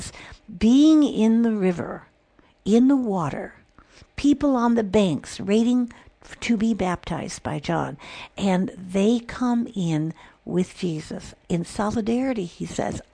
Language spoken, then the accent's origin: English; Illinois, United States; I grew up in Illinois, where the Michigan Lake was right there